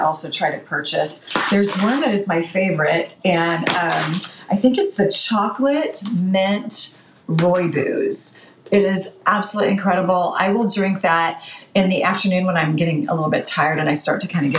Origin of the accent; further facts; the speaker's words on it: Chico, California, United States; now in Washington, United States; my hometown of Chico, California